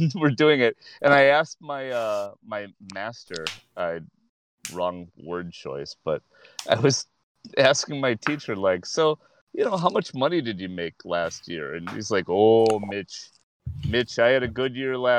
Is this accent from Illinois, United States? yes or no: yes; Chicago, Illinois, United States; I'm from Rogers Park